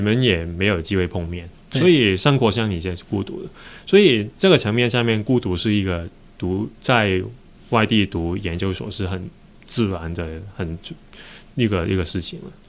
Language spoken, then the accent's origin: Chinese; Hong Kong; accent: Hong Kong-accented Mandarin; Chinese is a second language; moved away as an adult; also born or lived in United Kingdom / Germany / Taiwan; 因为其实我是一个香港人